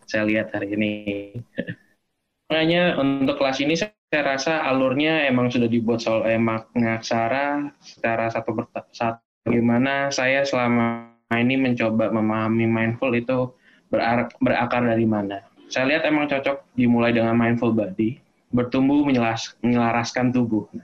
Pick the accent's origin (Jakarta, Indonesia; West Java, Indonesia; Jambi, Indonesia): Jakarta, Indonesia; also born or lived in Yogyakarta; Jadi sebelumnya saya selama 9 tahun berada di Jogja, tapi memang aslinya dari Jakarta, lahir dan besar di Jakarta.